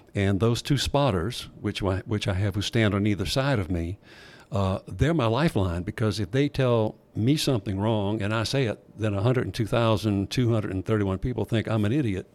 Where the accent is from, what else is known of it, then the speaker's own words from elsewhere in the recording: Thibodaux, Louisiana, United States; growing up in Thibodeau